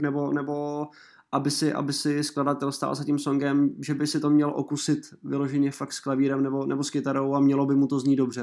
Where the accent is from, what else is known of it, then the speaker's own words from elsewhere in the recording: Mělník, Central Bohemian Region, Czechia; now in Prague, Czech Republic; Já jsem z Mělníka původem, ale žiju teda už nějaký ten pátek v Praze